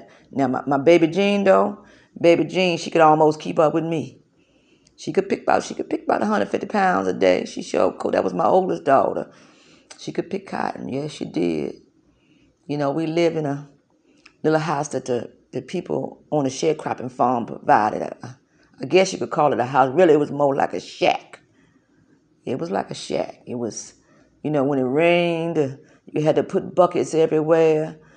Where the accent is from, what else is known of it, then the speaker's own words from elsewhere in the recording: South Carolina, United States; born there; I was born in Kershaw County, South Carolina, February the 2nd, 1904. Yeah, I raised my children in South Carolina.